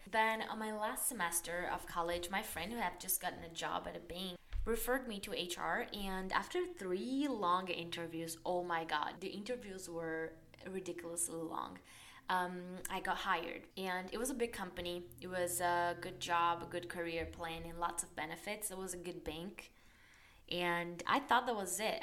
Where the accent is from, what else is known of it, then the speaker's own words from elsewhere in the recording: Brazil; English is a second language; moved away as an adult; also born or lived in Dublin, Ireland; I was born and raised in Brazil